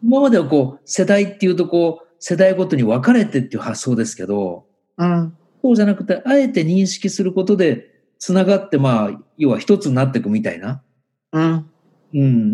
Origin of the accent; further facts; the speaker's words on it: Nagoya, Aichi, Japan; 僕はやっぱり名古屋で生まれて、ね、日本にずっと住んでるんだけど